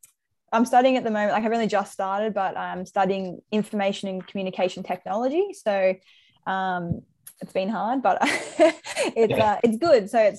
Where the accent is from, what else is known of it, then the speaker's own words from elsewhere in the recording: Sydney, New South Wales, Australia; But look, I wouldn't say I have road rage. I'd say I'm just from Sydney.